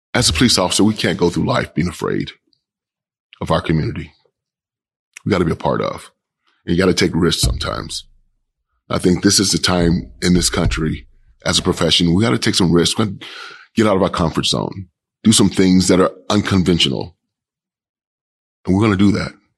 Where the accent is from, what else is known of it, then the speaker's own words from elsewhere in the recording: Kansas City, Kansas, United States; moved away as an adult; now in Portland, United States; I grew up in Kansas City, Kansas.